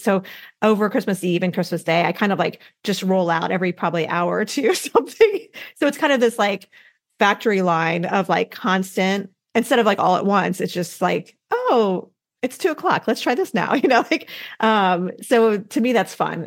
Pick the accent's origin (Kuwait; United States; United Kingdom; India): United States; Midwest; now in Southeastern United States; I didn't have this tradition growing up in the Midwest, but now in the southeastern part of the U.S.